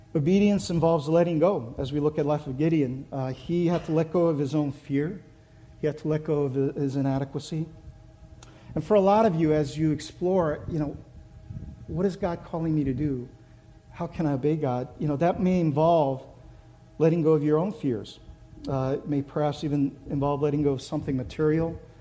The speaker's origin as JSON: {"language": "English", "country": "Brazil", "tie": "born or raised there", "also_born_or_lived": "Korea", "moved": "yes", "lives_now": "United States", "said": "So, in order to seek a better life, my parents moved, moved our family to Brazil. So I grew up in Brazil."}